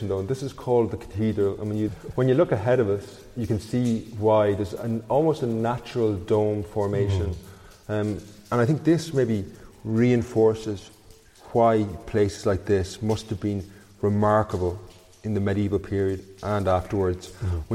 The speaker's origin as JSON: {"language": "English", "town": "Castlecomer", "region": "Leinster", "country": "Ireland", "tie": "born or raised there", "said": "I actually grew up not far from here. I'm originally from Castlecomer"}